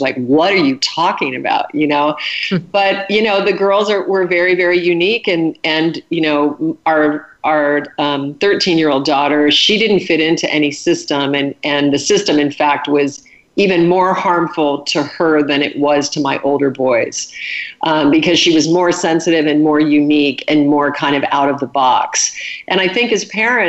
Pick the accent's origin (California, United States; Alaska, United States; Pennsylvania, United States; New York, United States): Alaska, United States; I was raised in Alaska, and my dad was a hunter.